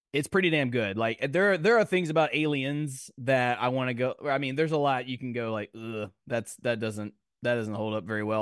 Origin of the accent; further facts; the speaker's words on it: Nashville, Tennessee, United States; I'm from Nashville.